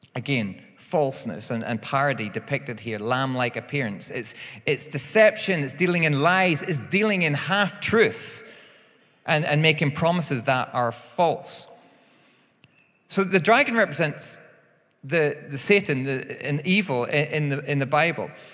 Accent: Northern Ireland, United Kingdom; I am from Northern Ireland

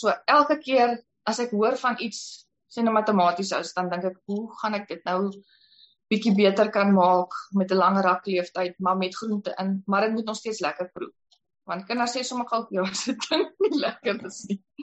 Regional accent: Paarl, Western Cape, South Africa; now in Kuruman, South Africa; ek kom van die Parel af

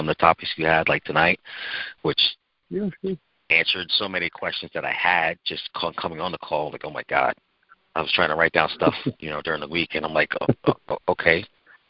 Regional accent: Babylon, New York, United States; I was raised in the township of Babylon, New York.

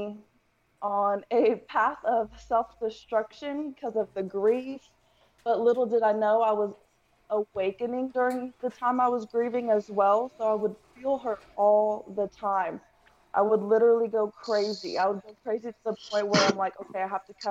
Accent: Denton, Texas, United States; also born or lived in El Paso, Texas / California; pretty much raised in Texas, been in Texas majority of my life, so I'll say I'm a Texas girl. But I was born in El Paso, Texas, moved to around like the Denton area, stayed

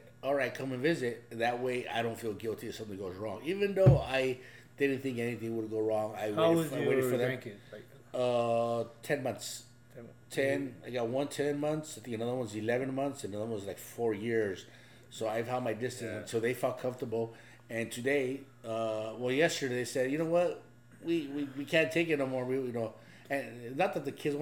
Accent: Los Angeles, California, United States; also born or lived in Ensenada, Mexico; My wife and I grew up in East

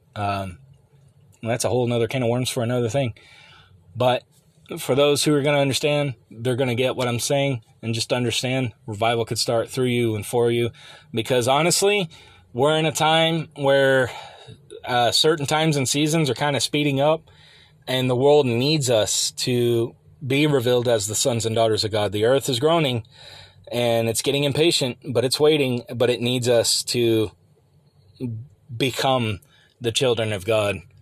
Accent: United States; the America that I remember growing up and even into my twenties

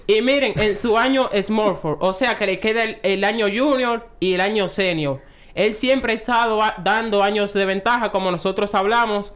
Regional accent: Dominican Republic; a nosotros como dominicanos

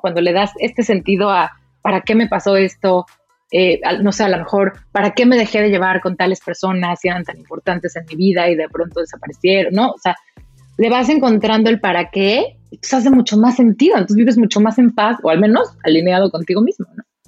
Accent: Mexico; moved away as an adult; now in Germany; soy mexicana, eh, viví, nací en México

